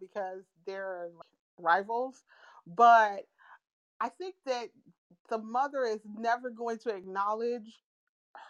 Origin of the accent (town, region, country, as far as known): United States